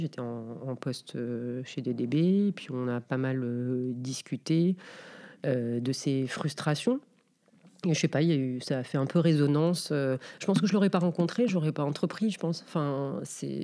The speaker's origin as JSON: {"language": "French", "town": "Casablanca", "region": "Casablanca-Settat", "country": "Morocco", "tie": "born or raised there", "moved": "as an adult", "lives_now": "France", "said": "je suis née à Casablanca. Donc, j'ai fait mes études, enfin, collège, lycée à Casa"}